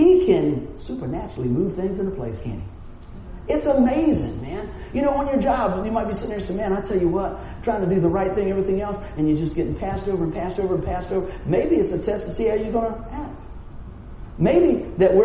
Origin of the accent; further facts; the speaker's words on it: Buffalo, New York, United States; I'm from Buffalo